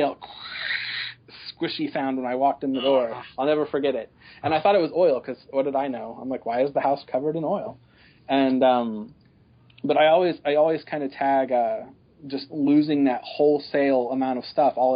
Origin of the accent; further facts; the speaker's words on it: Joplin, Missouri, United States; also born or lived in Texas; I'm from Joplin, Missouri. Well, I was born in Texas, but my whole family's from Joplin.